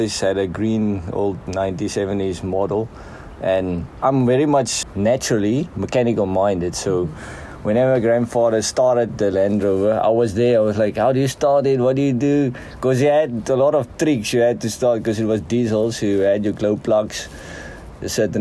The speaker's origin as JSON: {"language": "English", "town": "Heidelberg", "region": "Western Cape", "country": "South Africa", "tie": "born or raised there", "said": "I'm the small town Heidelberg in the Western Cape. That's basically the region. Grew up this side on the farm"}